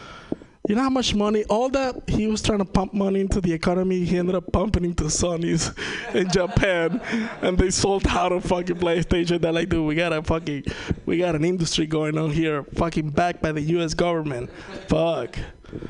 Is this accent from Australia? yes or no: no; Venezuela; first language Spanish; English is a second language; moved away; I'm from Venezuela.